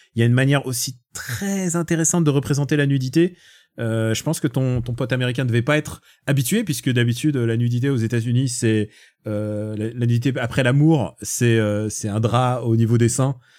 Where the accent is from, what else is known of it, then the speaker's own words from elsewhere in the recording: Russia; moved away; je suis russe, je peux, je peux parler en russe